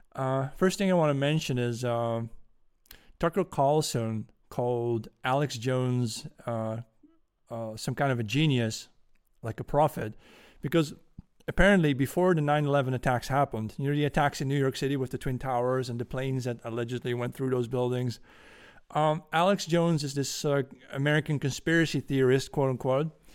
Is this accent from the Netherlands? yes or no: yes; Netherlands; accent: Dutch; English is a second language; my Dutch accent